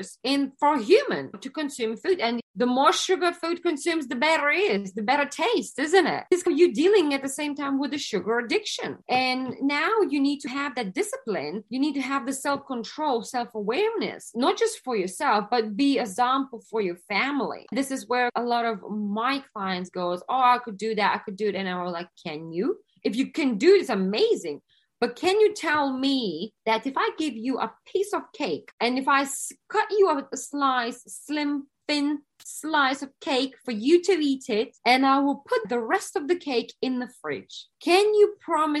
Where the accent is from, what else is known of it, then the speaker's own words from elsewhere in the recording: Lithuania; now in London, United Kingdom; originally, I'm from Lithuania